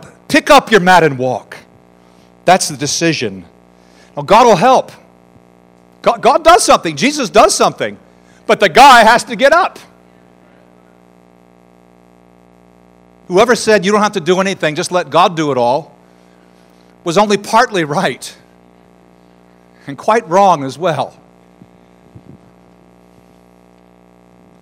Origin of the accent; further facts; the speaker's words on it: United States; I'm an American